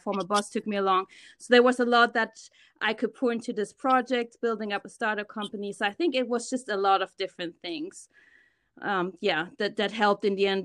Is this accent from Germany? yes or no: yes; Germany; moved away as an adult; now in United States; I was born and raised in Germany. I'm a German Ghanaian, so my mom is German, my dad is from Ghana, and I moved to the States about ten years ago